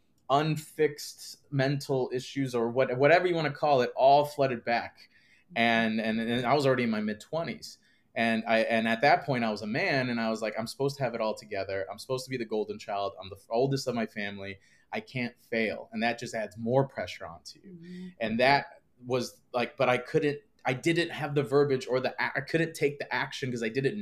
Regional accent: Northwest Indiana, United States; I grew up outside Chicago, Northwest Indiana

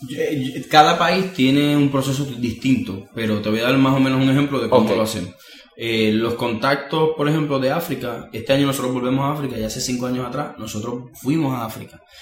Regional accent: Puerto Rico; todo lo que nosotros somos como puertorriqueños

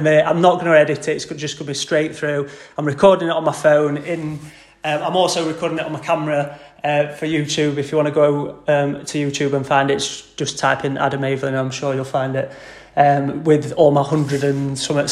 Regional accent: Doncaster, Yorkshire and the Humber, United Kingdom; I've always grown up in Doncaster, proper Yorkshire lad, born and bred.

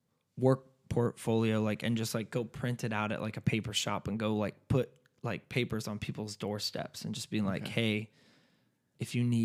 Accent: California, United States; And what's funny is I'm from California.

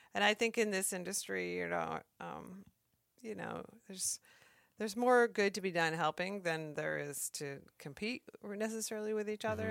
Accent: Maine, United States; moved away as an adult; now in Alaska, United States; I grew up in Maine and moved to Alaska right out of college

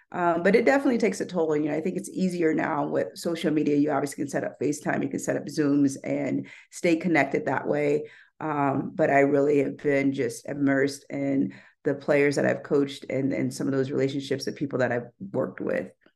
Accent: Topeka, Kansas, United States; moved away as an adult; also born or lived in New Mexico / Oregon / Missouri / Louisiana; now in Denver, United States; I'm from Kansas originally

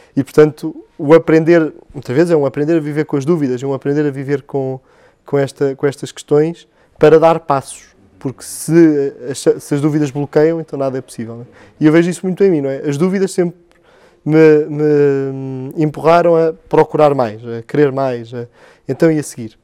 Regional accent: Belas, Lisbon, Portugal; paróquia de Belas, eh, de onde sou natural

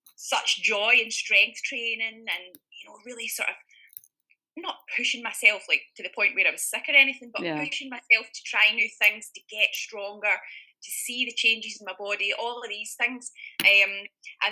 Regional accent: originally near Glasgow, Scotland, United Kingdom; now in Bavaria, Germany; as you can probably hear from my dulcet tones, I am from Scotland

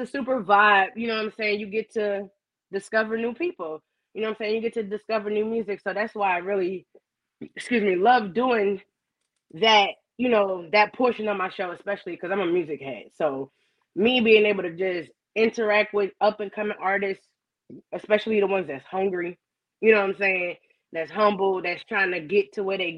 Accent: New York City, New York, United States; moved away as an adult; also born or lived in Atlanta, Georgia; now in Louisiana, United States; Initially, I'm from Brooklyn, but I lived in Atlanta for 14 years. So I did all my 20s and shit out there.

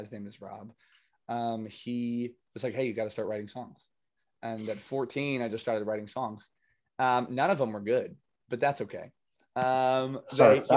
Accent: New Jersey, United States; now in Nashville, United States; growing up in Jersey

